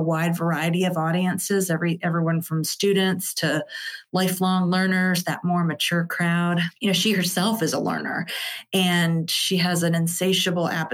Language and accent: English; Cleveland, Ohio, United States; moved away as an adult; also born or lived in Winter Park, Florida / Washington, D.C.; now in Eastern Shore, Virginia, United States; I'm originally from Northeast Ohio. I grew up in the Cleveland area